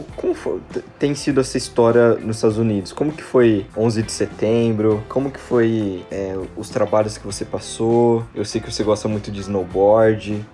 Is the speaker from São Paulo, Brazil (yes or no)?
yes; Jundiaí, São Paulo, Brazil; moved away as an adult; now in São Paulo, Brazil; eu cresci em Jundiaí também